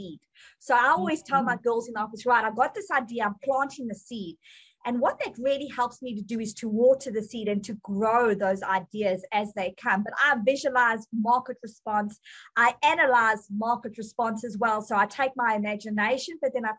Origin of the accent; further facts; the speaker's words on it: South Africa; accent: South African; moved away as an adult; now in United States; I came from South Africa